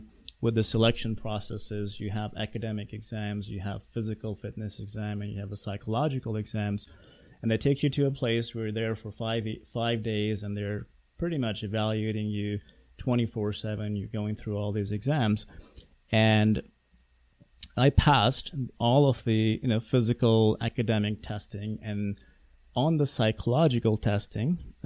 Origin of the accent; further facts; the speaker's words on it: Pakistan; moved away; I grew up in Pakistan